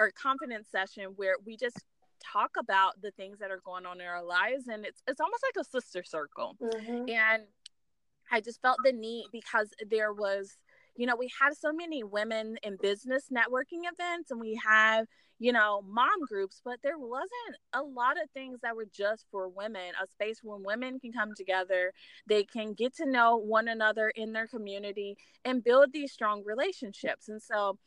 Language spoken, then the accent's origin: English; Louisville, Kentucky, United States; now in Hampton Roads, United States; Louisville, Kentucky, which is my hometown